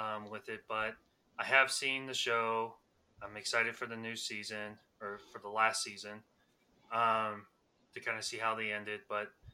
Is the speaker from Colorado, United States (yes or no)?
yes; Colorado Springs, Colorado, United States; we are from Colorado. I'm from Springs